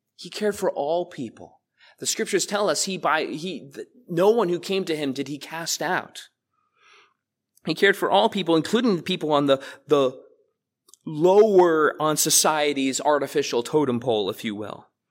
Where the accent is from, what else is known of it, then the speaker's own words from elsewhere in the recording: South Amboy, New Jersey, United States; I was raised in this church. You guys know that. I grew up in the Sunday school here.